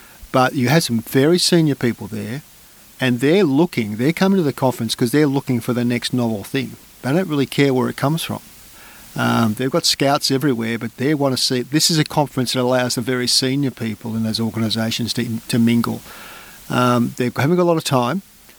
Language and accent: English; Australia; going across to America as an Australian